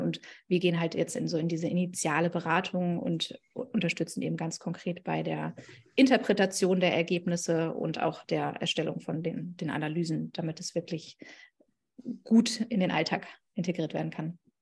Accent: Berlin, Germany; komme ich aus Berlin

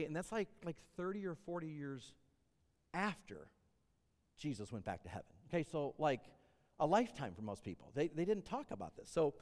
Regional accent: United States; we're American

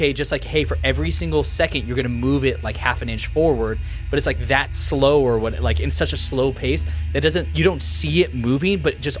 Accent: California, United States; I'm from California

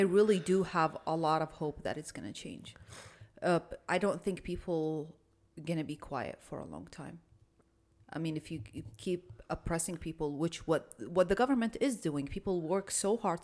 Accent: Iraq; now in United States; I'm an Arab. I'm from Iraq

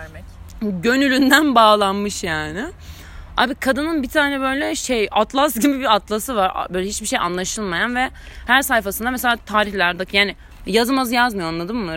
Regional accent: Istanbul, Turkey; Cerrahpaşa doğumluyum.

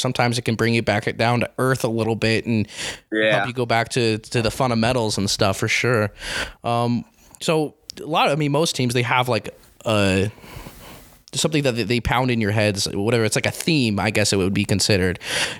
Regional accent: Grantsville, United States; and I'm from the Grantsville area, so I was born and bred disliking Morgan and what they stand for.

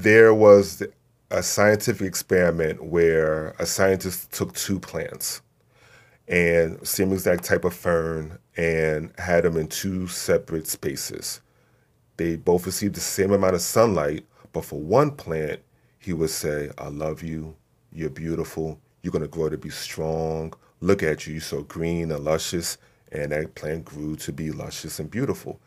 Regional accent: Newark, New Jersey, United States; also born or lived in Alabama; I grew up in East Orange in Newark, New Jersey

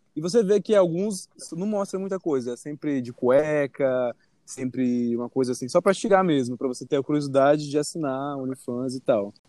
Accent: Espírito Santo, Brazil; now in Rio de Janeiro, Brazil; eu moro lá agora, mas eu sou capixaba

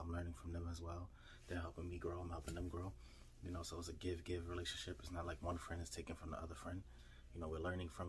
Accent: New York City, New York, United States; I'm from New York City

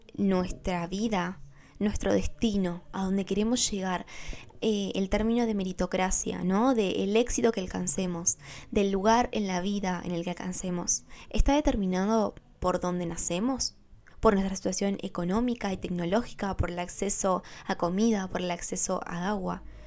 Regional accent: Argentina; yo nací en Argentina

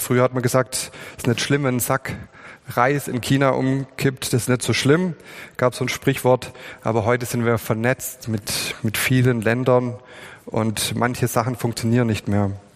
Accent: Swabia, Germany; wir sind Schwaben

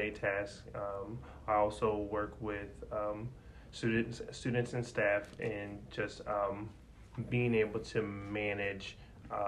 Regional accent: Indianapolis, Indiana, United States; moved away as an adult; also born or lived in Cincinnati, Ohio; I'm originally from Indianapolis.

